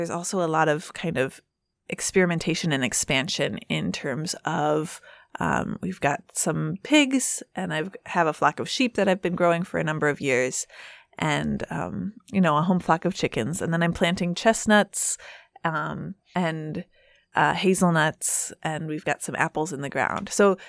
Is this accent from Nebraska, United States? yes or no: yes; Lincoln, Nebraska, United States; Lincoln, Nebraska, is my hometown.